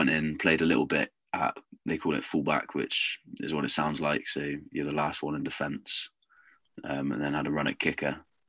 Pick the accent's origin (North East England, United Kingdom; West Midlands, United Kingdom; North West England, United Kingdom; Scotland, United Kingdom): Scotland, United Kingdom; Inverness; born there; also born or lived in Dartmouth / London / United States; So I was born in Inverness, lived there for 2 years, then moved down to Dartmouth, which is sort of Devon way, down near Plymouth.